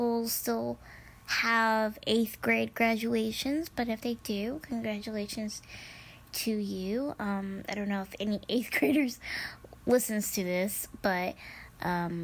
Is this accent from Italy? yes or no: no; Midwest, United States; first language Spanish; English is a second language; I was born and raised in the United States in the Midwest